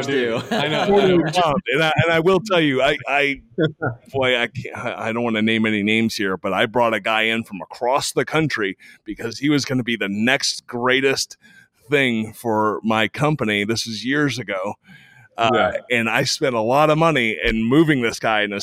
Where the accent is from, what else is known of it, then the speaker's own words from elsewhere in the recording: Texas, United States; I'm a Texan